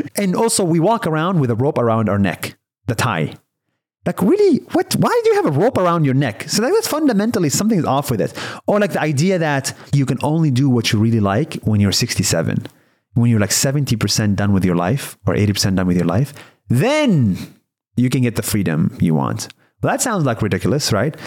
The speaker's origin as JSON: {"language": "English", "country": "Israel", "tie": "born or raised there", "said": "I was born and raised in Israel"}